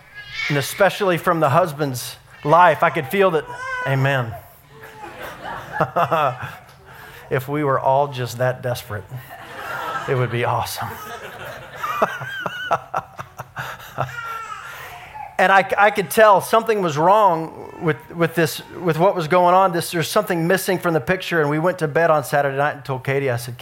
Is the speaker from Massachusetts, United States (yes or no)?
no; Dallas, Texas, United States; I grew up in Dallas and we went to Six Flags